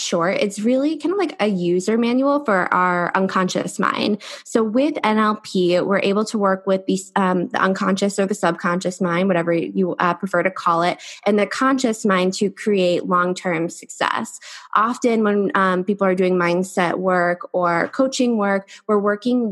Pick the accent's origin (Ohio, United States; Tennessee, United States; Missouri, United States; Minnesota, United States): Ohio, United States; now in San Diego, United States; I come from Ohio and I live in San Diego now